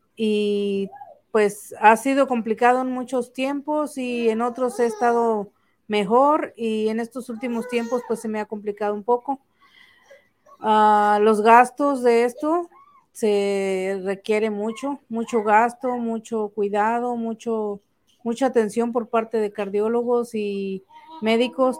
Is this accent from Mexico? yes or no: yes; Tampico, Tamaulipas, Mexico; Soy de Tampico, originaria de un rancho del río Tamesí.